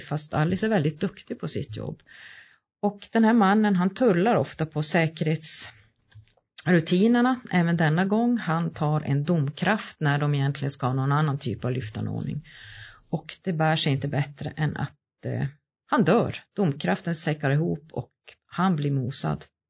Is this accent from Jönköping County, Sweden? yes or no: no; Gällivare, Norrbotten County, Sweden; also born or lived in Malmberget; jag är född och uppvuxen i Gällivare